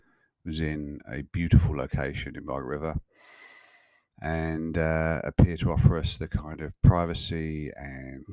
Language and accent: English; Kent, South East England, United Kingdom; moved away as an adult; now in Australia; I'm recording this episode in a place called Birchington in Kent in England, which is about 15 kilometers from the town I grew up in England and lived in and around for the first 30 odd years of my life before moving to Australia in 2004.